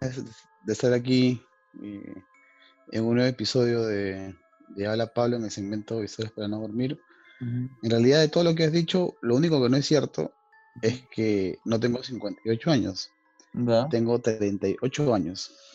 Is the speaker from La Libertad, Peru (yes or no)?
no; Chorrillos, Lima, Peru; nosotros que somos de Chorrillos